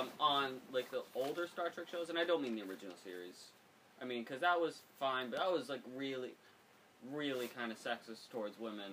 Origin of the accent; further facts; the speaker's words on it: United States; As an American